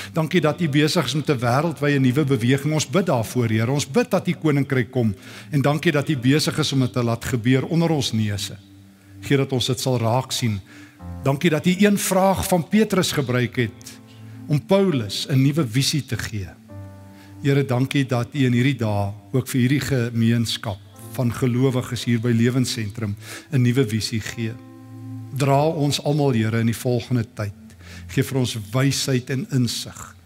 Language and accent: Afrikaans; South Africa; as Afrikaners